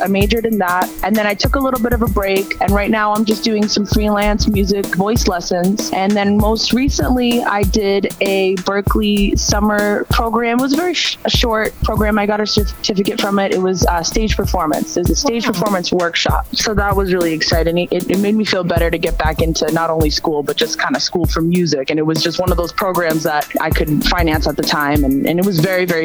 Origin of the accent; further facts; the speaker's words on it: Waltham, Massachusetts, United States; I grew up right outside of Boston in Waltham.